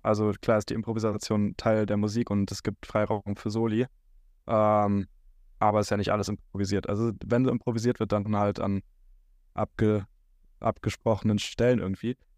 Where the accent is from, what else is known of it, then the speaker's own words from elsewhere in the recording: Neuss, North Rhine-Westphalia, Germany; aus Neuss, aus meiner Heimatstadt